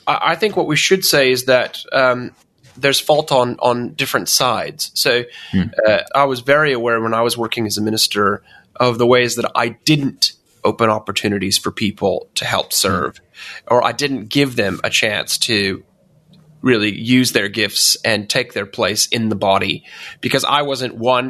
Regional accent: United States; And obviously, I'm originally American myself, so I'm very confused nowadays, Jonathan.

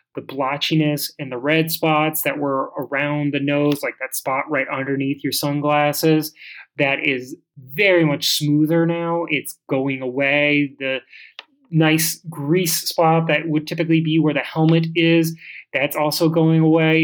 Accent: Chicago, Illinois, United States; you and I are men of Chicago.

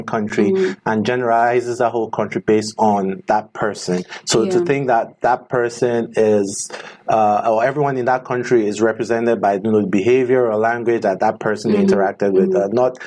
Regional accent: Nigeria; now in Washington, DC, United States; I'm from Nigeria

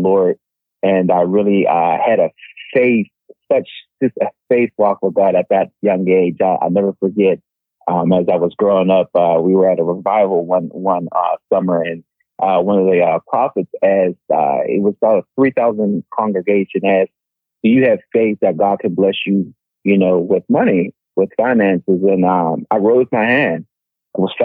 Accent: Pittsburgh, Pennsylvania, United States; I'm originally from Pittsburgh, Pennsylvania. I was raised by a single mom

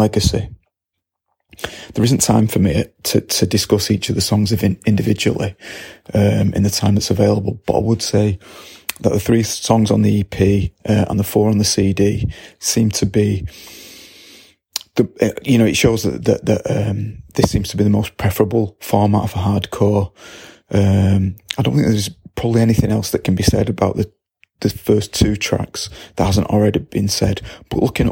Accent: Salford, North West England, United Kingdom; I was born in Salford in 1972

